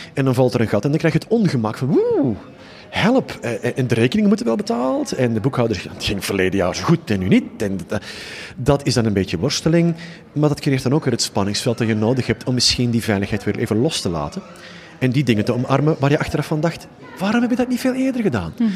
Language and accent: Dutch; just south of Utrecht, Flanders, Belgium; accent: Flemish (implied); Je hoort ook onmiddellijk aan mijn accent, wat wij trouwens een taal noemen, eh, dat ik eh, net iets ten zuiden van eh, Utrecht woon. maar ik werk voornamelijk in Nederland